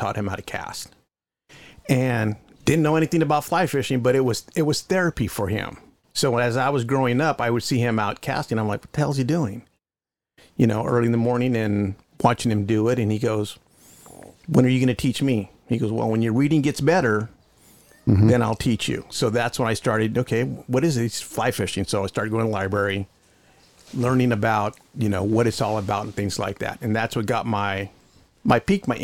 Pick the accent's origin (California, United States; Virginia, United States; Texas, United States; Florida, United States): California, United States; Bakersfield; also born or lived in Caruthers, California / Fresno, California; I grew up in Bakersfield